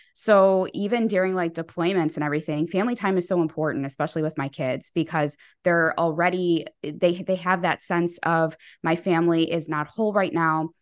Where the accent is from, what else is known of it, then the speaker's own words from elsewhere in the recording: Chicago, Illinois, United States; I am from Chicago